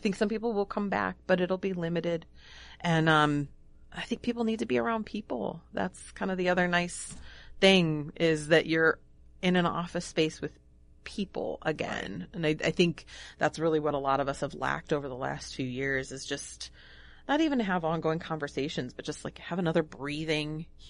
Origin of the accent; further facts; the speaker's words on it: Illinois, United States; now in Pequot Lakes, United States; I'm from the Northern Illinois area, so none of them are here. I moved here for love.